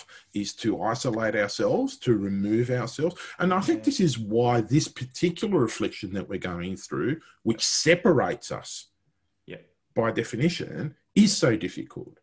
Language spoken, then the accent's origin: English; Italy; I'm Italian, I'm not English